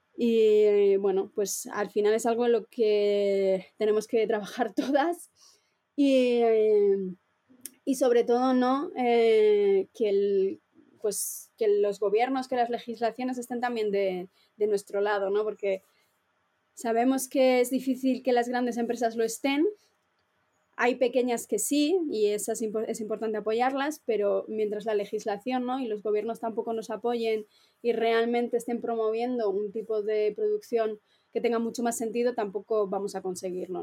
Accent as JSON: {"language": "Spanish", "town": "Valladolid", "region": "Castile and León", "country": "Spain", "said": "yo también soy de Valladolid"}